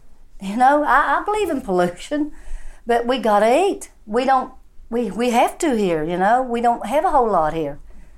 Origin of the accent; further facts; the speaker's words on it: Gilbert, West Virginia, United States; from Gilbert, West Virginia.